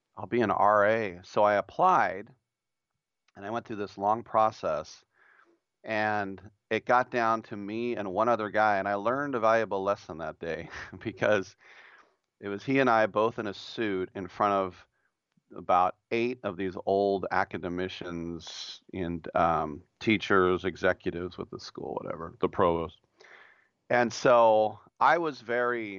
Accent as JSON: {"language": "English", "town": "Oakland", "region": "California", "country": "United States", "tie": "born or raised there", "said": "growing up in the Oakland, Berkeley era and hanging around Cal"}